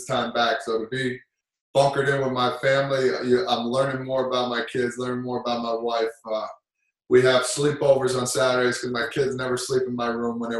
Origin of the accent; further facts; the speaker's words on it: New Jersey, United States; they knew I was from Jersey